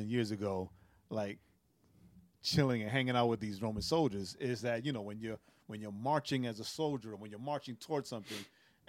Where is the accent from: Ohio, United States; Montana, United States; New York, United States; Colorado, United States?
New York, United States; In Rehoboth, the church I grew up in New York, Rehoboth